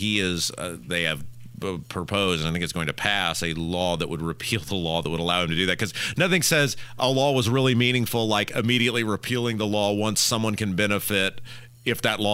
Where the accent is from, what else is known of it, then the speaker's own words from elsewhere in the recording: Missouri, United States; moved away; I was born in Missouri